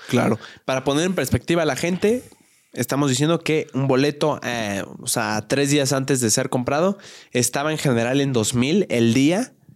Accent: Querétaro, Mexico; moved away; en la ciudad de donde yo soy, en Querétaro

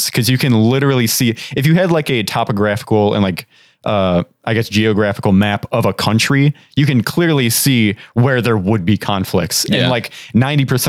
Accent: United States; as an American

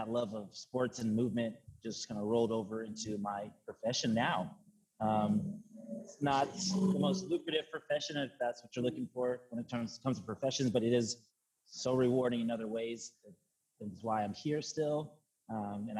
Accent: Kennewick, Washington, United States; also born or lived in Pasco, Washington; now in Seattle, United States; I'm from Eastern Washington, from Tri-Cities. So Kennewick, Washington is where I was.

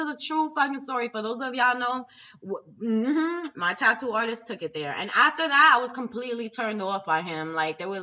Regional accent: New York City, New York, United States; I'm from New York City

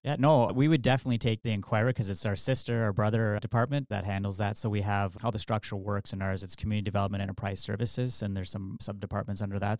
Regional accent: Sault Ste. Marie, Ontario, Canada; I grew up in the West End, attended Ardmore Public School, went on to Cora Collegiate

